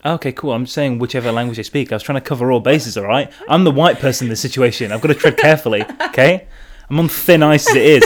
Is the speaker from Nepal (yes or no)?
no; Derby, East Midlands, United Kingdom; now in London, United Kingdom; I was born in Derby.